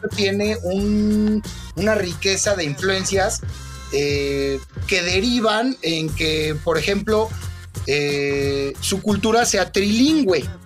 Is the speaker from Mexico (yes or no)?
yes; Mexico; como mexicanos